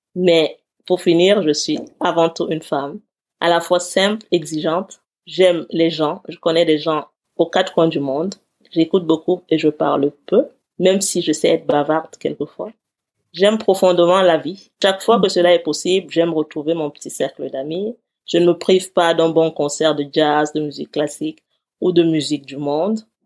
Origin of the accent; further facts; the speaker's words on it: Cameroon; also born or lived in Eseka, Cameroon / Yaoundé, Cameroon / United States; now in Paris, France; Avant d'arriver en France, j'ai vécu dans une petite ville qui s'appelle Ezeka, puis j'ai vécu dans la capitale du Cameroun.